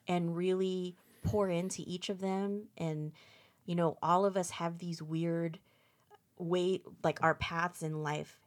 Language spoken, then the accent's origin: English; Fremont, California, United States; also born or lived in Redwood City; I was born and raised here. Um, pretty much grew up in the Bay Area all my life